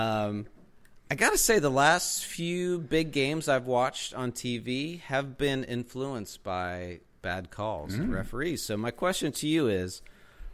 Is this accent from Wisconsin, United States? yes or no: no; Pittsburgh, Pennsylvania, United States; I grew up in Pittsburgh